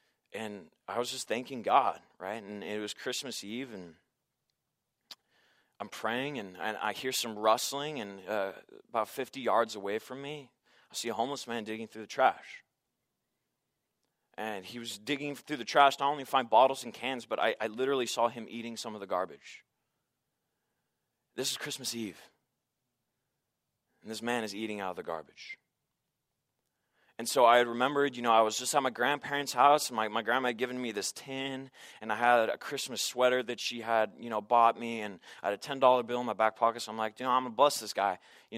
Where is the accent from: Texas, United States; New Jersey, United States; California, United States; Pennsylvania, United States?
California, United States; Santa Barbara; I stopped by East Beach. You know, it's a place that my dad had taken me as a kid, and I just grew up there, and I love going there.